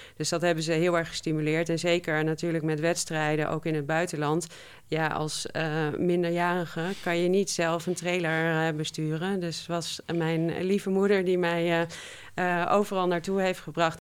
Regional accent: Twente, Overijssel, Netherlands; ik ben opgegroeid in Twente

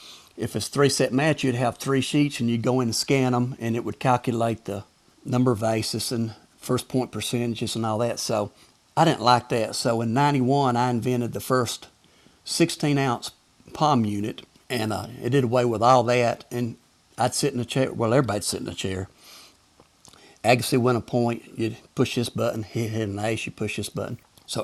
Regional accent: the South, United States; accent: Southern; they give me a hard time with my Southern accent, you know.

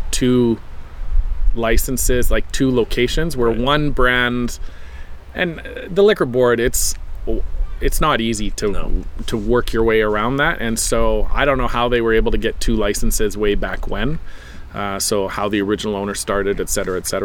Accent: Canada; we're Canadian

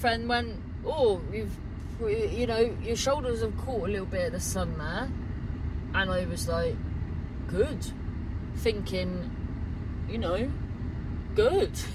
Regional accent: Cornwall, South West England, United Kingdom; growing up in Cornwall

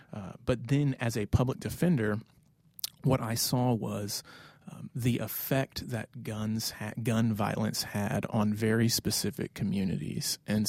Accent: the South, United States; I grew up mainly in the South, a little bit all over, but have been around guns.

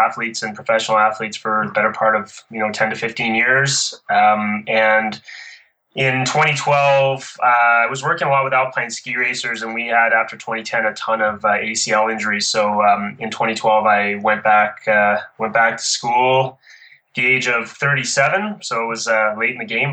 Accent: Ottawa, Ontario, Canada; moved away as an adult; now in Calgary, Canada; I grew up in Ottawa, which is the capital of Canada, In 92, I moved out here to train at a training center here in Calgary

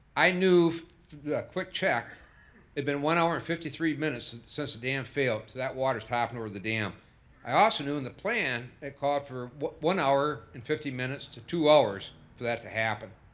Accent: Sanford, Michigan, United States; I'm a lifelong resident of Sanford, and it's my hometown in every sense

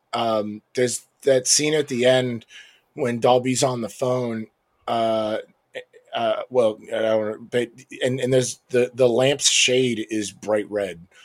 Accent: United States; as an American

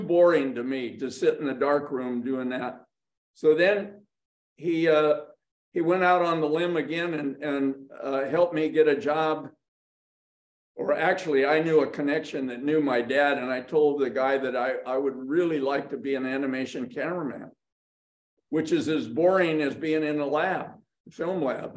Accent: Los Angeles, California, United States; I was born in Hollywood, California

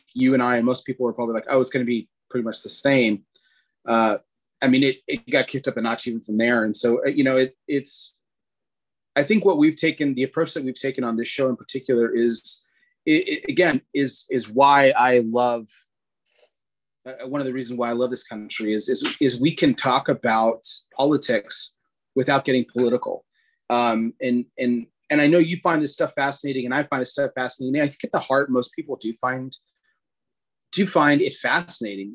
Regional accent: Texas, United States; my home state here in a second, in Texas

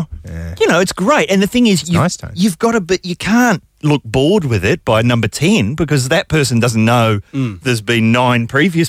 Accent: New Zealand; now in Australia; I'm a New Zealander, but I'm resident in Australia. Yeah, have been for over half my life.

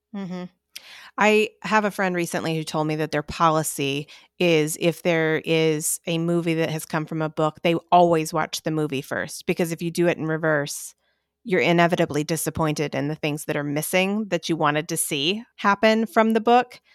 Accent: North Carolina, United States; I grew up in North Carolina

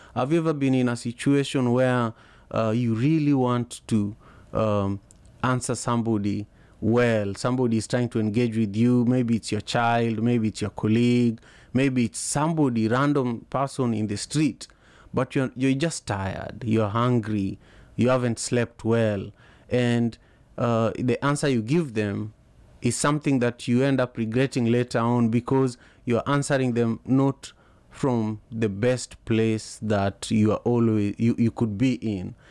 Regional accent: Kisumu, Kisumu County, Kenya; now in Seattle, United States; I am in Seattle, Washington, but I am from Kisumu, Kenya originally.

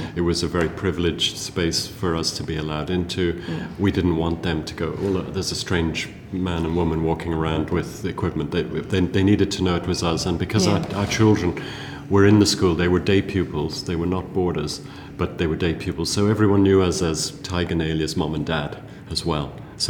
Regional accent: South Africa; also born or lived in England; I read as a child a lot, because I grew up in South Africa, in boarding school first in England and then later in South Africa, and there was no television.

